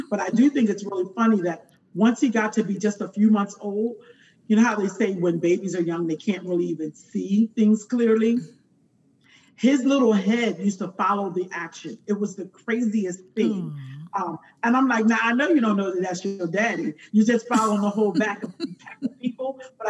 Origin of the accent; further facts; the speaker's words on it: Pennsylvania, United States; moved away as an adult; now in Atlanta, United States; where we grew up in Pennsylvania, there were township programs that we could play